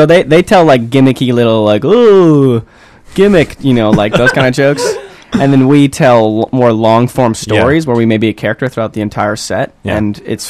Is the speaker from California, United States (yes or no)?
no; Milwaukee, Wisconsin, United States; moved away as an adult; now in Vancouver, Canada; I'm from Milwaukee, Wisconsin